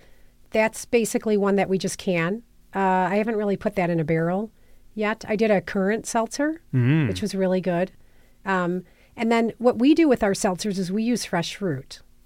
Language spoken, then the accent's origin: English; San Diego, California, United States; moved away as an adult; So I came up here from San Diego in like 2004